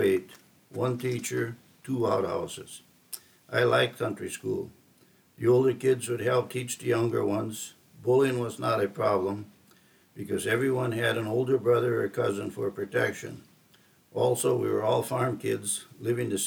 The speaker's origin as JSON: {"language": "English", "town": "Glenwood", "region": "Minnesota", "country": "United States", "tie": "born or raised there", "said": "I was born on September 16th, 1945 in Glenwood, Minnesota, 2 weeks after the official end of World War II."}